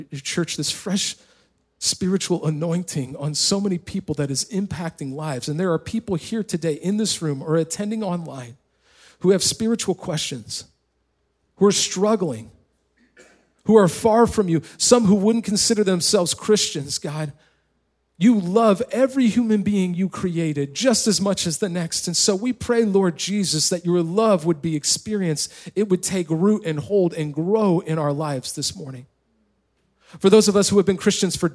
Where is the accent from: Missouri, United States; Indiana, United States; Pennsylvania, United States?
Indiana, United States; moved away; also born or lived in California; we actually won the small county tournament in the little county that I grew up in Indiana